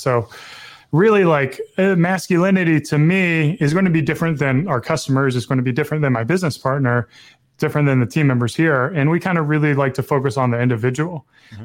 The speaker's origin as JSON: {"language": "English", "region": "the South", "country": "United States", "tie": "born or raised there", "said": "growing up in the South"}